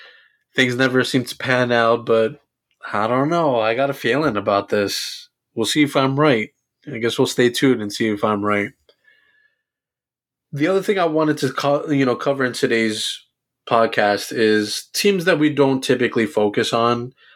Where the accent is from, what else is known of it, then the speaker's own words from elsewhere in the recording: New York, United States; I'm from New York.